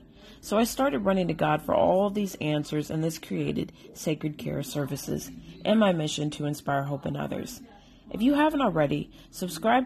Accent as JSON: {"language": "English", "region": "Illinois", "country": "United States", "tie": "born or raised there", "moved": "yes", "lives_now": "North Carolina, United States", "said": "I was born in Illinois, and I'm currently living in North Carolina"}